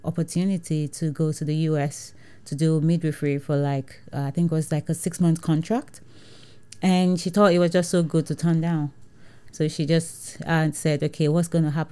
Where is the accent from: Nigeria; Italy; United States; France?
Nigeria; moved away as an adult; now in United Kingdom; growing up in Nigeria was an advantage, because I never felt like I'm black, because everybody is